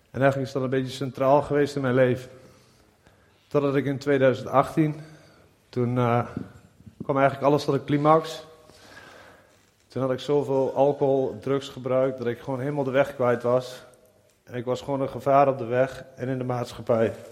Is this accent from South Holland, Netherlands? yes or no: no; Nieuwleusen, Overijssel, Netherlands; ik ben 39 jaar en ik kom uit Nieuw-Leuzen.